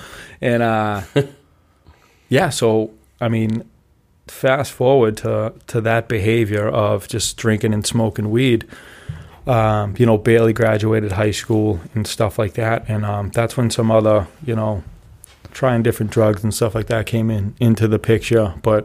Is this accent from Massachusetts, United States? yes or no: yes; Braintree, Massachusetts, United States; I grew up in Braintree.